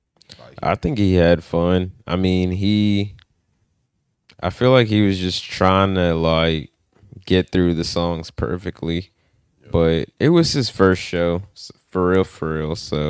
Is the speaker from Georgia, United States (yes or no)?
yes; Atlanta, Georgia, United States; Atlanta. ….